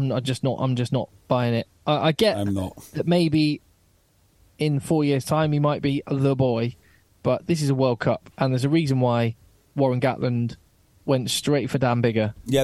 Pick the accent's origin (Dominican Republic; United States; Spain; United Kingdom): United Kingdom; England; as an Englishman